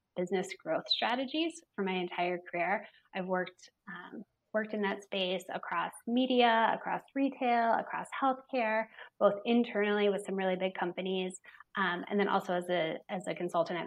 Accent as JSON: {"language": "English", "town": "Cincinnati", "region": "Ohio", "country": "United States", "tie": "born or raised there", "also_born_or_lived": "Cleveland, Ohio", "moved": "as an adult", "said": "I was born and raised just down the road in Cincinnati, Ohio"}